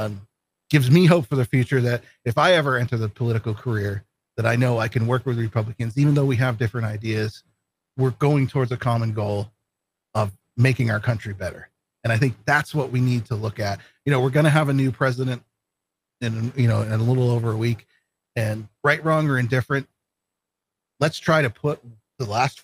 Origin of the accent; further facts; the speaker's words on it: Vermont, United States; now in Maine, United States; I grew up in Vermont. I live in Maine now